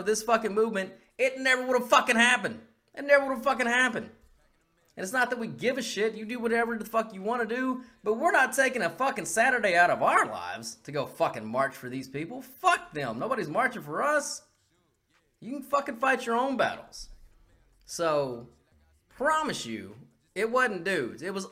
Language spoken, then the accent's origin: English; United States; as an American